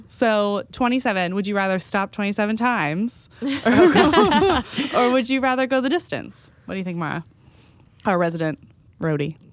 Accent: Texas, United States; my home state

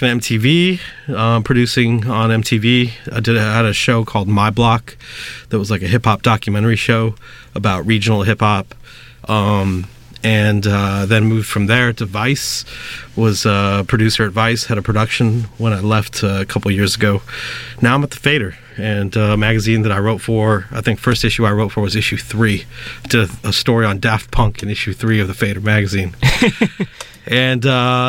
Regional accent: Northern California, United States; moved away as an adult; now in New York, United States; back in Cali, where I grew up in Northern California

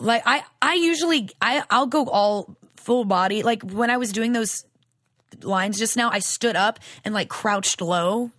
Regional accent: Louisiana, United States; moved away; I'm from Louisiana originally.

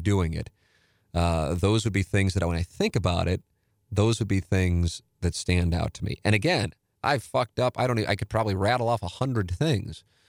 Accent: St. Louis, Missouri, United States; an Irish Catholic from South Saint Louis

